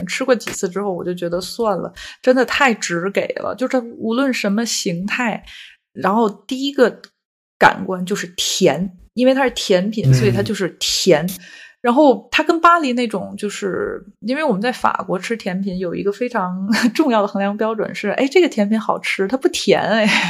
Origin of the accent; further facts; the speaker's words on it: Tianjin, China; moved away as an adult; now in France; 因为我是天津人嘛